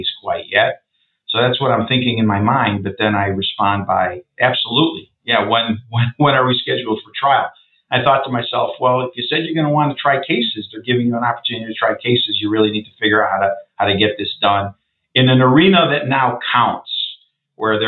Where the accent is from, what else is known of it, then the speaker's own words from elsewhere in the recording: suburbs of Chicago, Illinois, United States; came back out to my hometown, which is the suburbs of Chicago